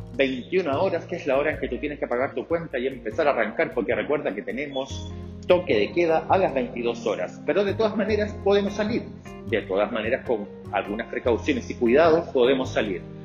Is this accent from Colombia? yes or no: no; Chile; also born or lived in Santiago, Chile; yo soy chileno, vivo en Chile, soy un gay que vive en Chile, en la capital, en la ciudad de Santiago